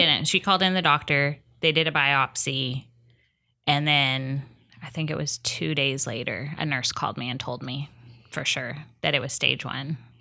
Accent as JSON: {"language": "English", "area": "Huntington Beach", "region": "California", "country": "United States", "tie": "born or raised there", "also_born_or_lived": "Las Vegas", "lives_now": "Long Beach, United States", "said": "I grew up in Hennington"}